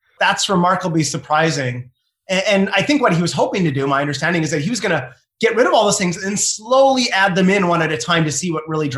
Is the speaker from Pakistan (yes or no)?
no; Canada; also born or lived in Ohio; I'm Canadian